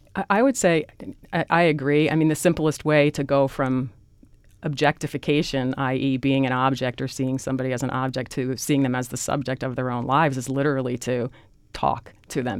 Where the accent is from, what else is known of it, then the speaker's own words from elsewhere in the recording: Newark, New Jersey, United States; I grew up in Newark, New Jersey